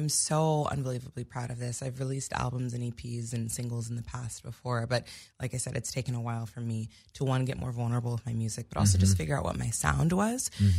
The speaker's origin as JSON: {"language": "English", "town": "Santa Barbara", "region": "California", "country": "United States", "tie": "born or raised there", "moved": "yes", "said": "It's a weird place to grow up, though, because you don't really appreciate the beauty. But now when I go back, I'm like, I can't believe I grew up here."}